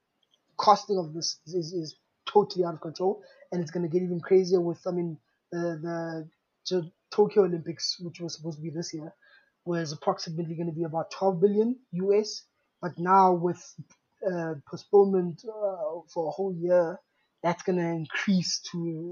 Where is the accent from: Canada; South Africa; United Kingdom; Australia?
South Africa; as a South African